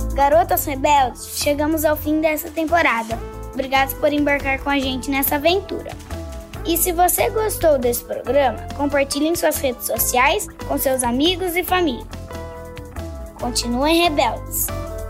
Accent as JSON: {"language": "Portuguese", "town": "Piracicaba", "region": "São Paulo", "country": "Brazil", "said": "Sou da cidade de Piracicaba e tenho 9 anos de idade"}